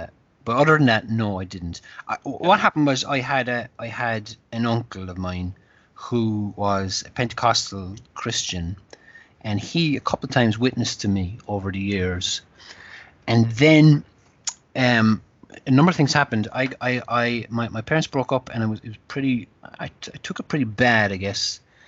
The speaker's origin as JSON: {"language": "English", "town": "Donoughmore", "region": "Munster", "country": "Ireland", "tie": "born or raised there", "also_born_or_lived": "Netherlands / Dublin / Northern Ireland", "moved": "as an adult", "said": "I'm from Cork. And I grew up in a place called Dunamore, where is it, 20 miles or so outside Cork City"}